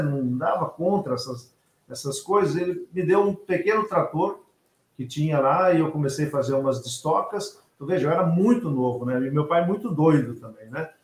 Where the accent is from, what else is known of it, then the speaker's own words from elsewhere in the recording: São Miguel do Iguaçu, Paraná, Brazil; moved away as an adult; also born or lived in Torres, Rio Grande do Sul / Mato Grosso; meu umbigo está enterrado lá em São Miguel, onde eu me criei, né, no oeste do Paraná